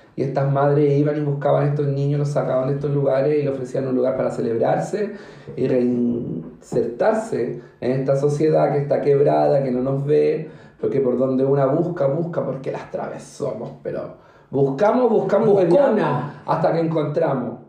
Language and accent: Spanish; Chile; also born or lived in Recoleta, Santiago; como chilena